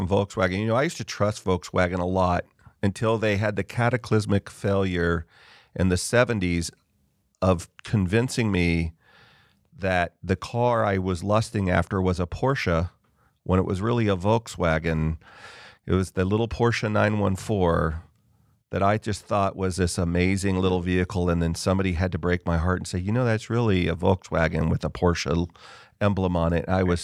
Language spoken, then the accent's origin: English; Southern California, United States; I grew up in Southern California